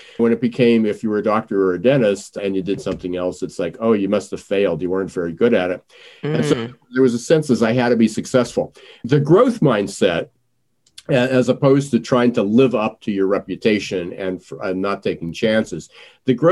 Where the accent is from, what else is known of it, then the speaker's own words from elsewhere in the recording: United States; I'm in this country as an American